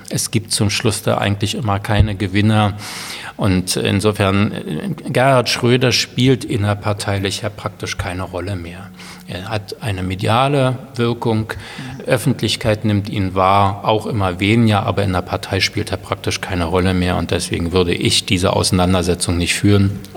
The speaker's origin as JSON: {"language": "German", "region": "Berlin", "country": "Germany", "said": "Also Nein ich bin ja Berliner und, und äh, fiebere nach wie vor mit meiner Stadt mit."}